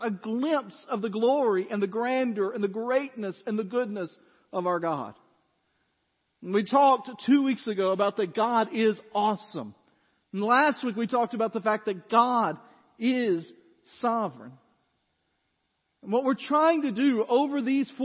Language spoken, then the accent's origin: English; West Tennessee, United States; now in Goodlettsville, United States; I grew up kind of like Laura described, in flatland. I don't know if you know this, but West Tennessee is flat.